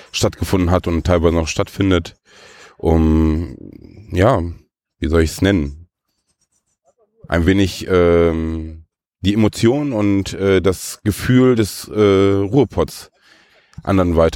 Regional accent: Lippstadt, North Rhine-Westphalia, Germany; Ich selbst komme aus Lippstadt.

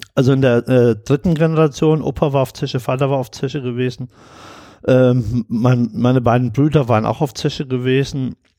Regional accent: Saarland, Germany; ich bin geboren im Saarland

